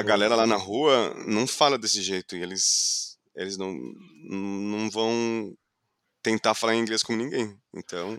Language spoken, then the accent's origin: Portuguese; Fort Lauderdale, Florida, United States; Portuguese is a second language; moved away as an adult; now in São Paulo, Brazil; Eu nasci, cresci do lado da praia